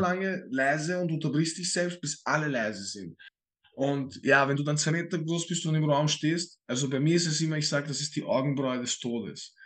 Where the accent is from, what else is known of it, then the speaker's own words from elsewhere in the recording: Vienna, Austria; ich werde den Vollwiener raushängen lassen